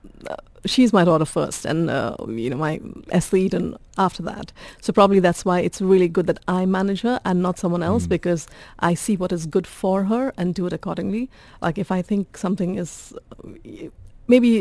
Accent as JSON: {"language": "English", "region": "Goa", "country": "India", "moved": "yes", "lives_now": "United Arab Emirates", "said": "So we come from Goa."}